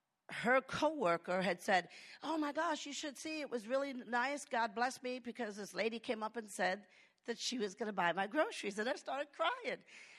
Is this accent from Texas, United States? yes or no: yes; Lakeway, Texas, United States; hey, I'm from Lakeway.